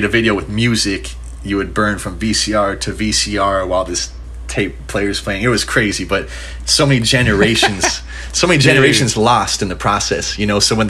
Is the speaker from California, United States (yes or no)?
yes; Huntington Beach, California, United States; So I grew up in Huntington Beach, California